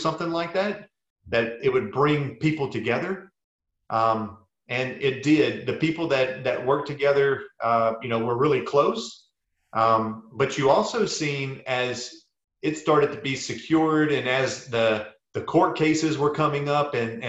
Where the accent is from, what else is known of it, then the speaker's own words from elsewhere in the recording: South Louisiana, United States; moved away; I grew up in South Louisiana